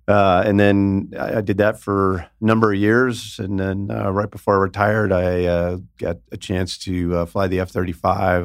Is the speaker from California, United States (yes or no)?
yes; Northern California Bay Area, United States; now in Las Vegas, United States; I'm from the Northern California Bay Area